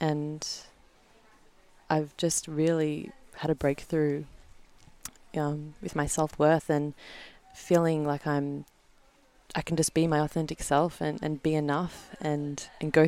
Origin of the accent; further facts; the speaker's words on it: Melbourne, Victoria, Australia; I'm from Melbourne, Australia. I'm the only Aussie at the retreat.